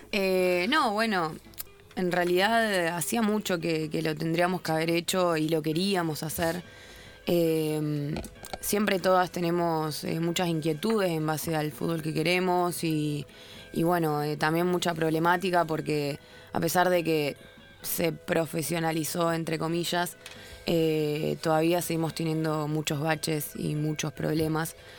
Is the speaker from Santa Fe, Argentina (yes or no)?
yes; Rosario, Santa Fe, Argentina; now in Buenos Aires, Argentina; yo vengo de Rosario